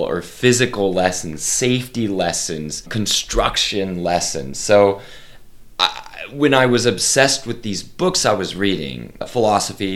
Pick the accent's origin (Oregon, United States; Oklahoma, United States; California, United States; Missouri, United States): Oklahoma, United States; Oklahoma City; I am from Oklahoma City, Oklahoma